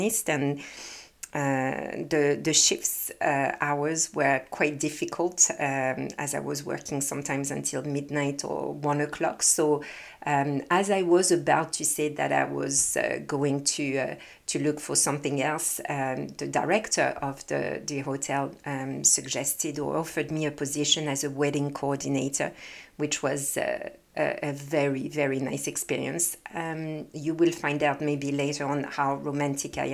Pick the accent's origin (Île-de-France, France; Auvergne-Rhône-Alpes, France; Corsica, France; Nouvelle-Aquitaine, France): Nouvelle-Aquitaine, France; Limoges; first language French; English is a second language; moved away as an adult; also born or lived in Liverpool, England; now in Canada; I decided to take a course at university in my hometown of Limoges in the middle of France.